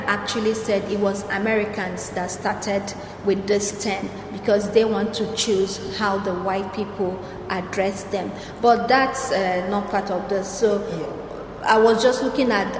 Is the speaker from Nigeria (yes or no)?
yes; Nigeria; I'm a Nigerian, I'm an African woman.